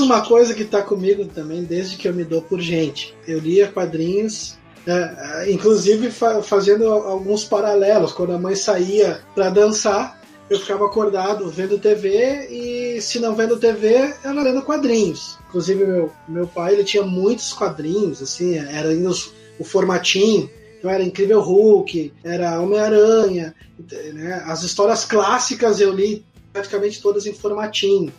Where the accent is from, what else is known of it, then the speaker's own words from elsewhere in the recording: Vila Santa Rosa and Viamão, Rio Grande do Sul, Brazil; na quinta série, logo que a gente se mudou da Zona Norte, ali da, da Vila Santa Rosa para Viamão